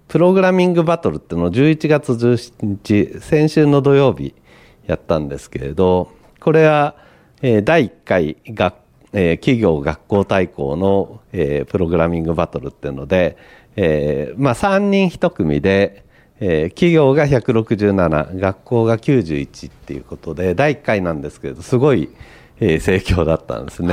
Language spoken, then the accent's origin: Japanese; Niigata, Japan; moved away; 私があの、新潟出身でですね